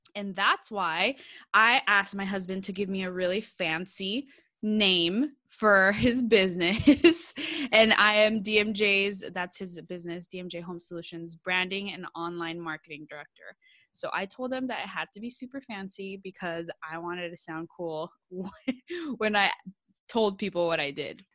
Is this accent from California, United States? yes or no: yes; San Jose, California, United States; I'm from California. I'm from San Jose, Bay Area, like, we say hella out here